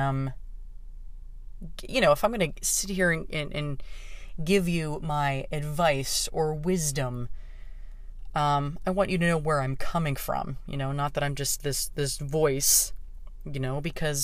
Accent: Pittsburgh, Pennsylvania, United States; moved away as an adult; now in Los Angeles, United States; me coming home to Pittsburgh

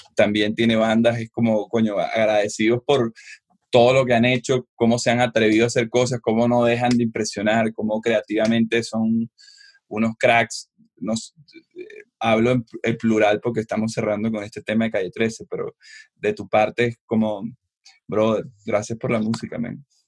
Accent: Venezuela; nosotros en Venezuela que vivimos eternamente manifestando

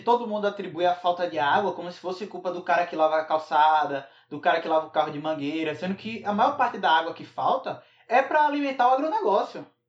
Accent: Northeast Region, Brazil; eu, enquanto nordestino, enquanto sertanejo

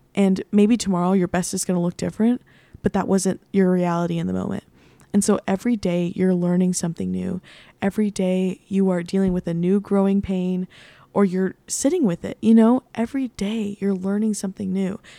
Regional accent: San Antonio, Texas, United States; moved away as an adult; also born or lived in Nashville; now in New York City, United States; I grew up in San Antonio. I've lived there my entire life

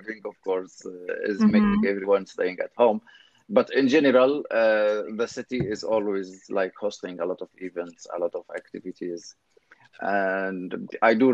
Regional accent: Syria; moved away as an adult; also born or lived in Lviv, Ukraine; now in Poland; I left home 11 years ago, directly after graduation. When I finished my master in the English philology, I left Syria directly

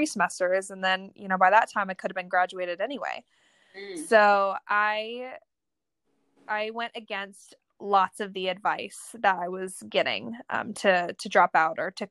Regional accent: Kansas, United States; now in California, United States; I grew up in Kansas. Kansas, of course, is my home, just as California is

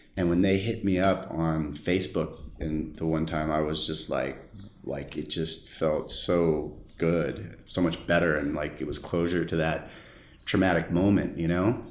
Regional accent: San Diego, California, United States; Born and raised in San Diego, California

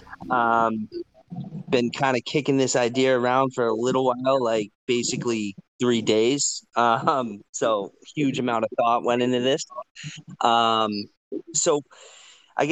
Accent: Western Massachusetts, United States; I grew up in Western Massachusetts

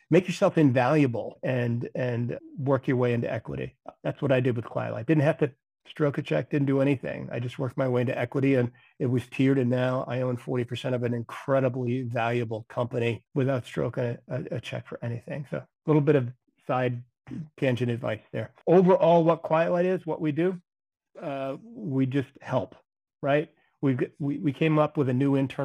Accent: Maine, United States; I'm from Maine originally

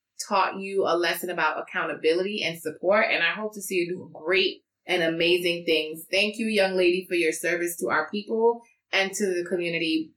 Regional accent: Trinidad & Tobago; I'm Trinidadian. It's the best country. We the best people. Born in Trini.

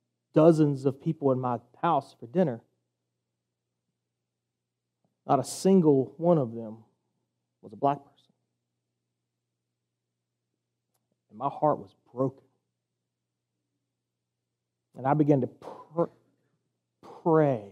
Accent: the South, United States; now in Savannah, United States; I'm from the South

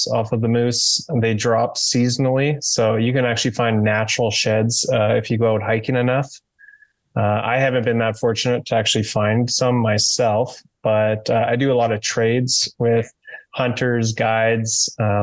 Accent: Canada; I'm Canadian carver, sculptor, maker.

